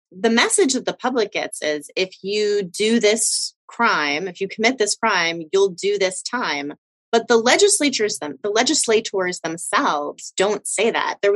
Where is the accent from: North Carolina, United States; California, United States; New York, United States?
North Carolina, United States; my home state of North Carolina